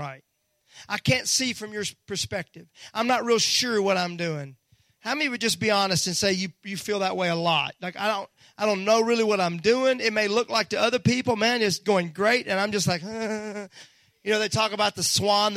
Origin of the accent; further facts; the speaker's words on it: Mississippi, United States; moved away; when I was raised in Mississippi